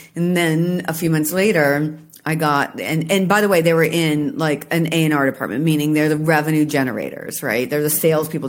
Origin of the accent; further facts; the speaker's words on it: Washington, United States; I'm from Washington State